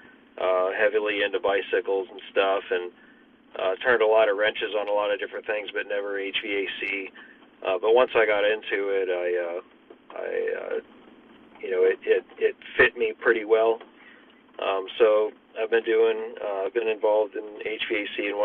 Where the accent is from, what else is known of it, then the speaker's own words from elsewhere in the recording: Pennsylvania, United States; moved away; also born or lived in Texas; I'm originally from Pennsylvania. And we moved back up here about 7 years ago